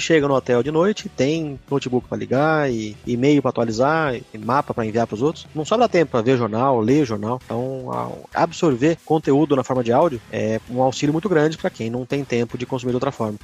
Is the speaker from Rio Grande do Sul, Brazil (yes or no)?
no; São Paulo, Brazil; moved away as an adult; also born or lived in Piracicaba; Eu sou paulistano